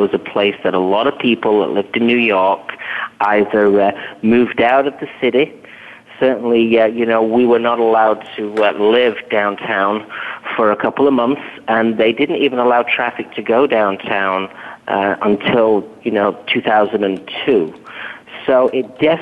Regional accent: England, United Kingdom; moved away as an adult; now in United States; I hail from England

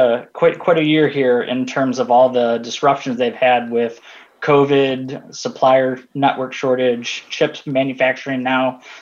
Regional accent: Detroit, Michigan, United States; So I was born and bred in Detroit.

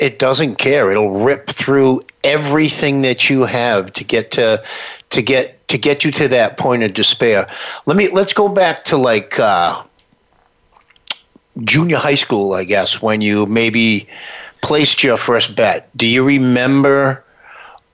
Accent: New Bedford, Massachusetts, United States; the city that I grew up in New Bedford, Massachusetts

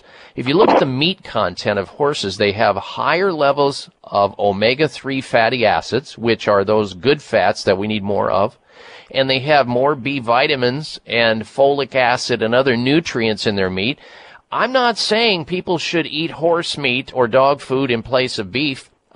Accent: Iowa, United States; I grew up in Iowa

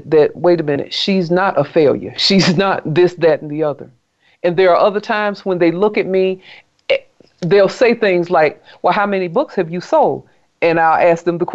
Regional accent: South Carolina, United States; I grew up in South Carolina

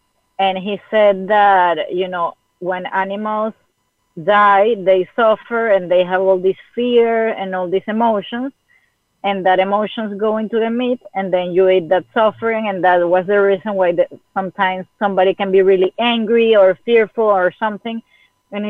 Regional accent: Venezuela; moved away; I'm from Venezuela. I was living in Venezuela.

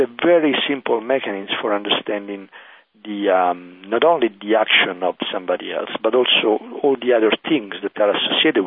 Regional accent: Italy; accent: Italian; English is a second language; moved away; I'm an Italian, as you can hear from my accent.

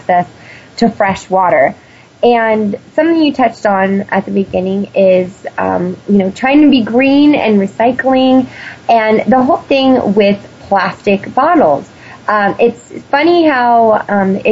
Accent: California, United States; being a Californian

